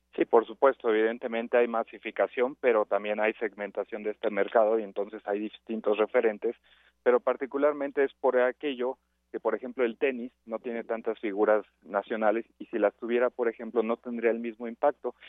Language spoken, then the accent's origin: Spanish; Mexico; como mexicanos